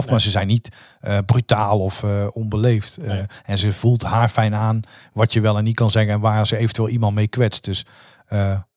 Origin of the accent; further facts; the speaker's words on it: North Brabant, Netherlands; als Brabanders